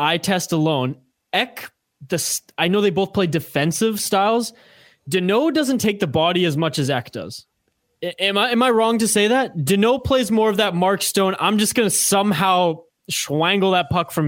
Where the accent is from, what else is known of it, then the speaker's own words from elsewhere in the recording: Canada; I'm from Canada